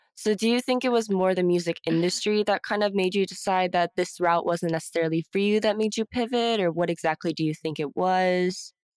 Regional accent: Houston, Texas, United States; born and raised in Houston, Texas

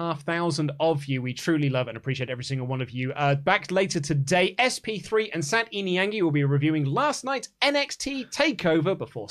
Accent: Melbourne, Victoria, Australia; I'm from Melbourne, Australia

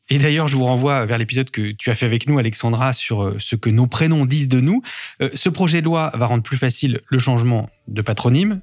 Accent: France; je suis français

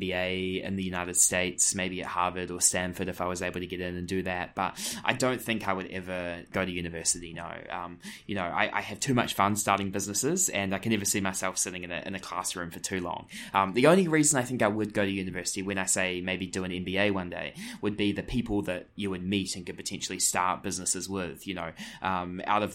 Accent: Greymouth, West Coast, New Zealand; moved away as an adult; also born or lived in Christchurch / Auckland / San Francisco; now in New York, United States; I grew up in Greymouth on the west coast of the South Island

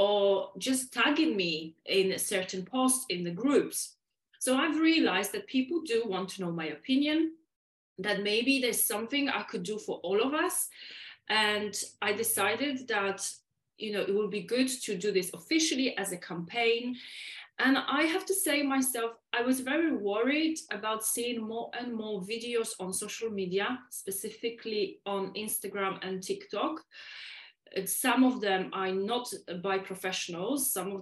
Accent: Poland; first language Polish; English is a second language; moved away; I am from Poland, guys, and English is my second language, and we speak very quick in Polish, in native language

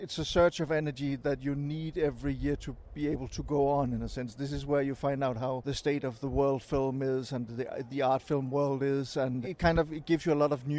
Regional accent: Denmark; I'm a Danish film journalist. I write for a daily Danish newspaper called Information.

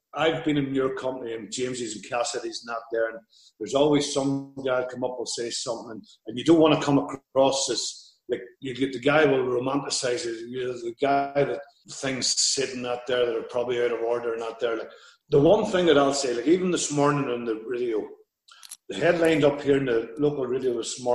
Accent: the Glens, Northern Ireland, United Kingdom

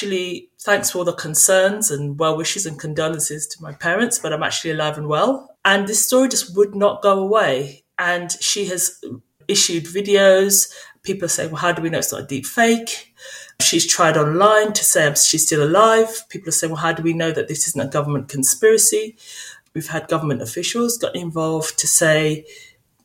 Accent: St. Kitts & Nevis; now in United Kingdom; I grew up in St. Kitts, an island in the Caribbean

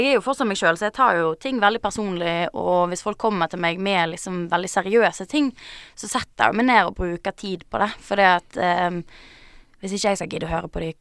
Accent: Bergen, Vestland, Norway; Det er greit jeg er fra Bergen, ja.

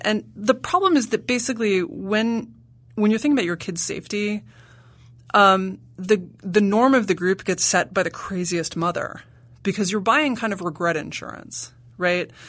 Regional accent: New York City, New York, United States; I grew up in Manhattan

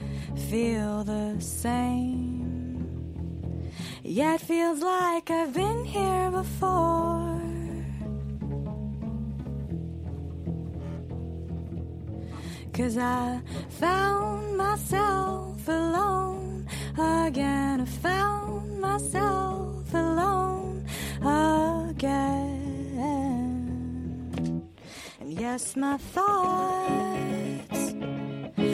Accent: United States; growing up in the United States, race was always projected as a black or white issue

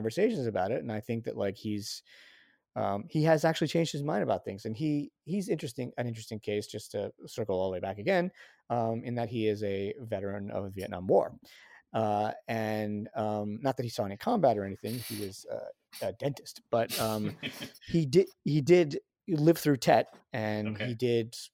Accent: New Rochelle, New York, United States; I grew up liberal Jewish in Westchester County.

